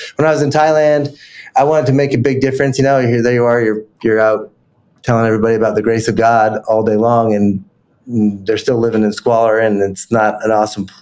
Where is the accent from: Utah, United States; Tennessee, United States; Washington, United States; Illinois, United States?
Utah, United States; Salt Lake City; I grew up in Salt Lake